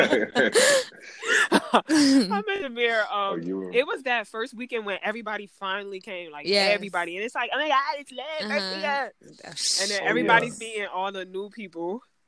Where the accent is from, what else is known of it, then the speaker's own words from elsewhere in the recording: New Jersey, United States; when you from Jersey, like, it's only Nigerians and Ghanaians